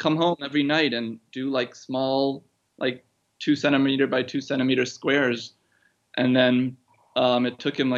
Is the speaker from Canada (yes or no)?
no; Tokyo, Japan; also born or lived in Brooklyn, United States; I was born in New York, actually. I was born in Brooklyn, and then my parents moved over to Tokyo when I was one.